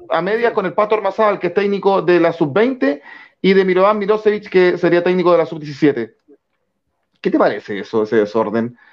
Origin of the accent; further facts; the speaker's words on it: Chile; como chilenos